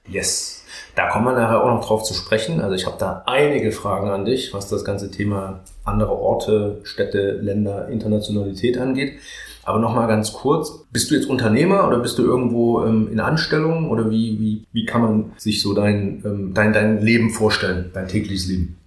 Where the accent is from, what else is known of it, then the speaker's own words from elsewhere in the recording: near Leipzig, Saxony, Germany; ich komme ja aus Sachsen, ich komme ja aus Girma, das ist ja bei Leipzig